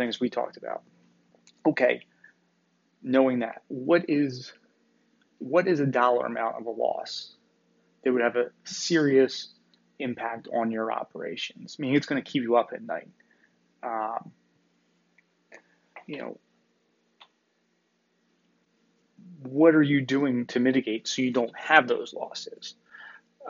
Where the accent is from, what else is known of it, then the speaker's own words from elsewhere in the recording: Northeast, United States; I'm from the Northeast here